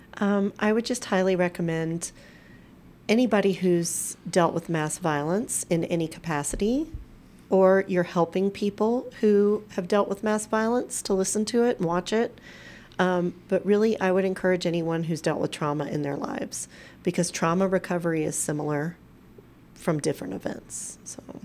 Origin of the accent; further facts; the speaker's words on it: Crockett, Texas, United States; also born or lived in Galveston, Texas; now in Colorado, United States; my hometown of Crockett